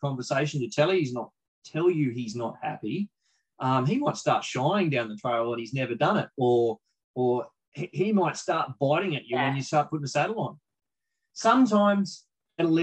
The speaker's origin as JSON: {"language": "English", "country": "Australia", "said": "as an Aussie bloke"}